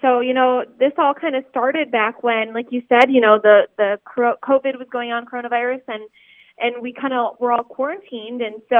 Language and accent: English; Midwest, United States; because I grew up in Big Ten territory and that's primarily what we cover at my station